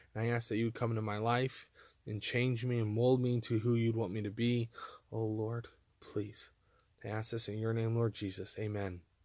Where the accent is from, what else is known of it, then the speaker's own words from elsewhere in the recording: Texas, United States; moved away; also born or lived in Montana; I'm from Texas and I've lived in Montana